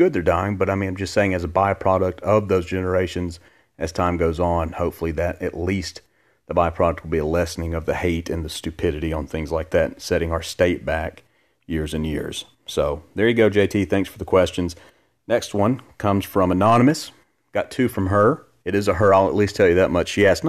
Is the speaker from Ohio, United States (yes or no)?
no; Alabama, United States; I'm not ashamed to say I'm from Alabama. I hate that when I tell people not from here, I'm from Alabama, I get that look.